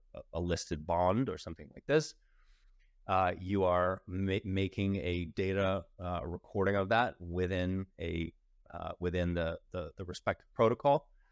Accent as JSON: {"language": "English", "country": "United States", "said": "I'm American"}